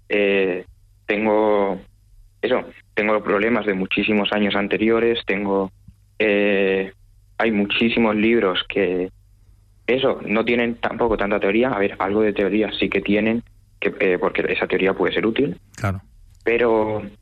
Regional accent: Alicante, Valencian Community, Spain; De la ciudad de Alicante.

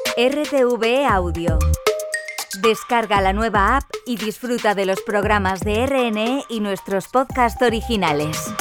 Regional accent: Galicia, Spain; soy gallega

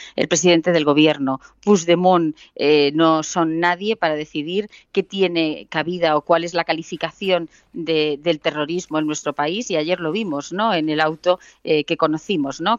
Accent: a village in Ciudad Real, Castilla-La Mancha, Spain; yo soy de un pueblo de Ciudad Real

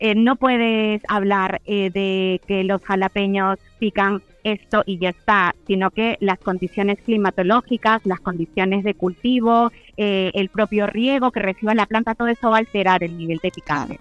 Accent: Peru; soy peruana

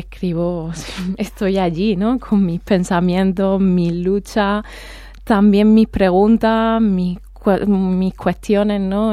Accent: Andalusia, Spain; accent: Andalusian; con mi acento andaluz, que voy además le de Andalucía

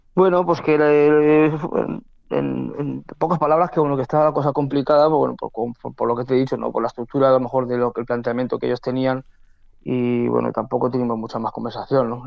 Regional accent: Castellón, Valencian Community, Spain; torear en mi tierra

